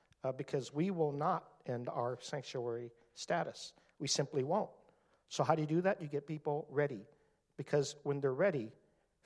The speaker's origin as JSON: {"language": "English", "town": "Seattle", "region": "Washington", "country": "United States", "tie": "born or raised there", "moved": "yes", "lives_now": "San Francisco, United States", "said": "here in Seattle, my hometown, where I grew up, born and raised"}